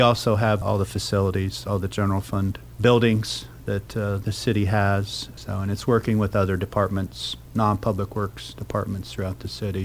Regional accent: Wapakoneta, Ohio, United States; moved away as an adult; also born or lived in Lehigh University, Pennsylvania / Columbus, Ohio; born and raised in, in Wapakoneta

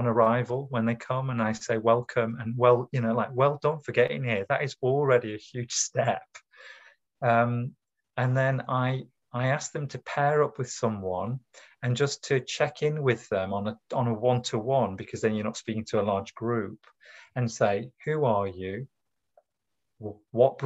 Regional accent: the north of England, United Kingdom; moved away as an adult; now in Cambridge, United Kingdom; I'm originally from the north of England, as you can hear by the timbre of my accent

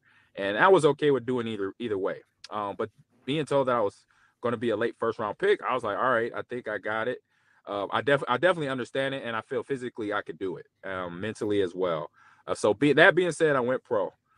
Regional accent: Los Angeles, California, United States; I had some close family friends that I grew up with in the Los Angeles area.

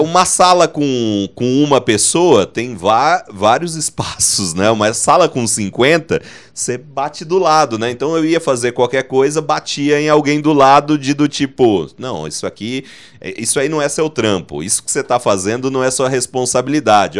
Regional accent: Dracena, São Paulo, Brazil; eu sou de Dracena, né, no interior de São Paulo

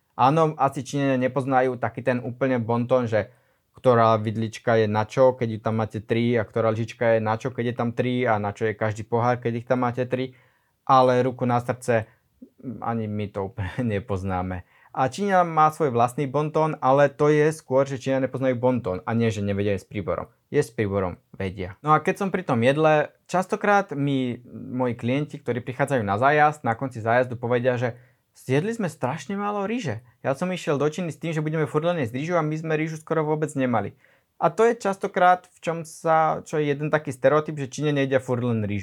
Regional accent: Slovakia

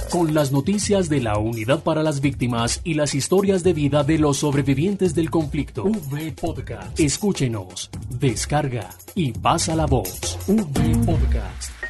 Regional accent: Santa Rosa del Sur, Bolívar, Colombia; Yo nací en Santa Rosa del Sur, Bolívar, y crecí allá mismo.

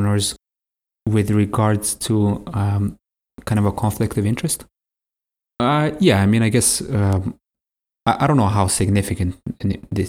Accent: Ukraine; moved away; We're originally from Ukraine, so she hasn't taught over 20 years, but when we lived in Ukraine, she taught there

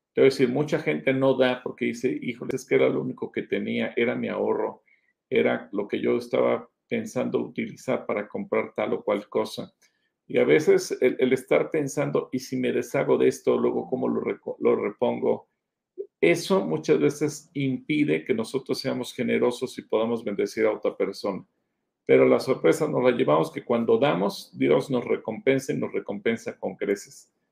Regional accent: Mexico; somos mexicanos

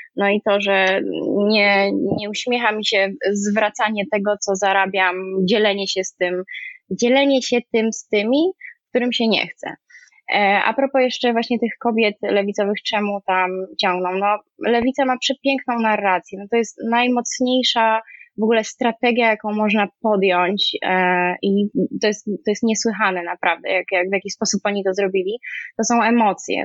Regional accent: Kraków, Lesser Poland, Poland; moved away as an adult; also born or lived in Warsaw, Poland; now in Paris, France; Wychowałam się w Krakowie, e, na studia się przeniosłam do Warszawy

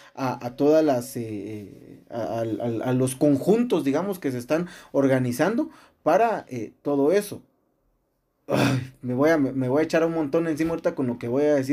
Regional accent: Guatemala; nosotros como ciudadanos guatemaltecos, eh, eh, eh, como población guatemalteca

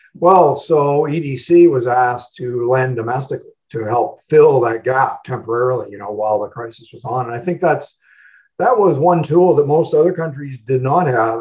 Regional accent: Oshawa, Ontario, Canada; growing up in Oshawa

